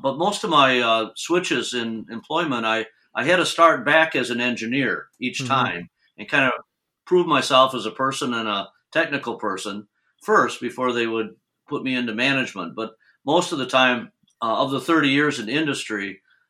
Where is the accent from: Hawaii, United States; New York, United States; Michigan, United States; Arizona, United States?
Michigan, United States; Grand Rapids; I was born in Grand Rapids, Michigan, and went to junior college there